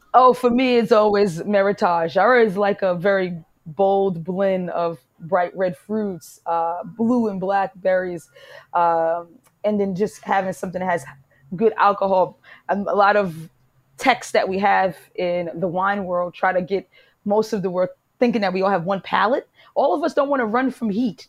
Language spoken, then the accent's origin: English; New York City, New York, United States; moved away; also born or lived in Italy / Portugal; I'm from Harlem